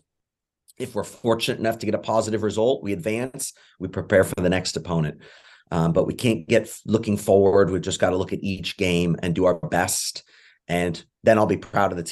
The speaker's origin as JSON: {"language": "English", "region": "England", "country": "United Kingdom", "moved": "yes", "lives_now": "United States", "said": "I'm originally from England, so I'm always a supporter of England as well"}